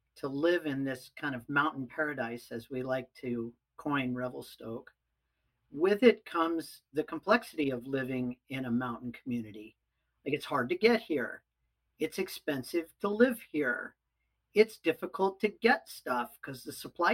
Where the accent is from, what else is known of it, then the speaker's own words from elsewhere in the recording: Pacific Northwest, United States; I grew up in the Pacific Northwest